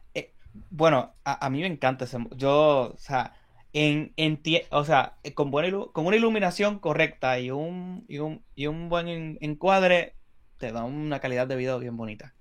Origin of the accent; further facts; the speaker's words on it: Puerto Rico; nosotros somos de Puerto Rico